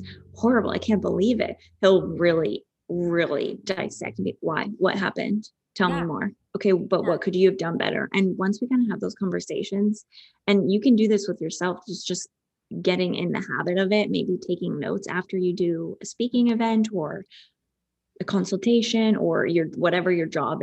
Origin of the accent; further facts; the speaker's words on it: Calgary, Alberta, Canada; moved away as an adult; I'm from Calgary.